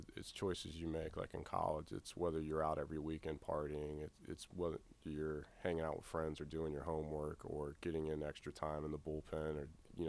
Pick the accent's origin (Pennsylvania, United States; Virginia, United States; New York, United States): Virginia, United States; Virginia Beach; Virginia Beach.